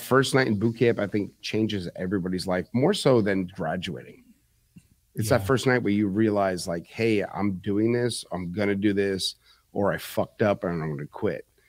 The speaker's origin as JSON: {"language": "English", "town": "New York City", "region": "New York", "country": "United States", "tie": "born or raised there", "also_born_or_lived": "Manalapan, New Jersey", "moved": "yes", "said": "I was born and raised in Bronx, New York"}